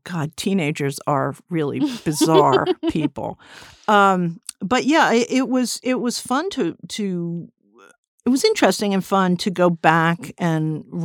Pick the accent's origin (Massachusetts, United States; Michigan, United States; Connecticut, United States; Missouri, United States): Connecticut, United States; Westport; I grew up in Westport, Connecticut, a suburb, and I used to come in all the time